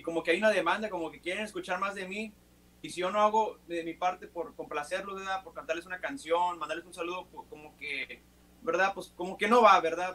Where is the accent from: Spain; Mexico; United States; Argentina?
United States; McAllen, Texas; yo soy de aquí de Estados Unidos, soy de aquí de McAllen